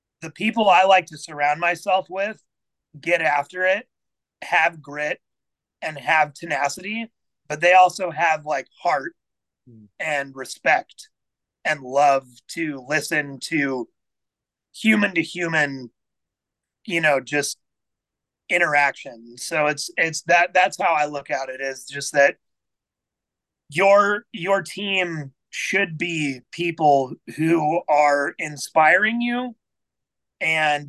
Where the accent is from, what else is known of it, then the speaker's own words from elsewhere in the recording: Overland Park, Kansas, United States; So I grew up in Overland Park, Kansas.